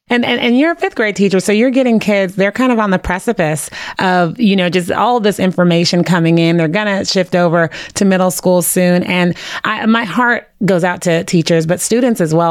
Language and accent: English; San Francisco, California, United States; growing up in San Francisco